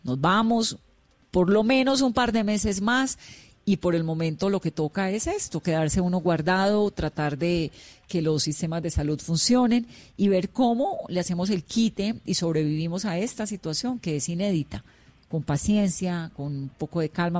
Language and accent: Spanish; Cali, Valle del Cauca, Colombia; Yo soy caleña